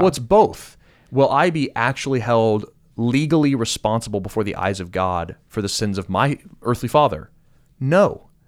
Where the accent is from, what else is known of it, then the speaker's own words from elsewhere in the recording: United States; as an American